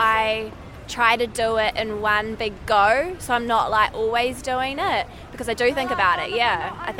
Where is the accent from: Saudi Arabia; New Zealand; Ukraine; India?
New Zealand; moved away as an adult; now in London, United Kingdom; from New Zealand.